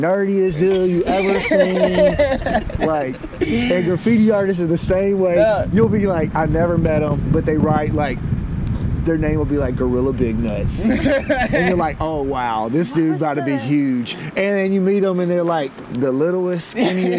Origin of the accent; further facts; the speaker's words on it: Alabama, United States; I'm country. I grew up in Alabama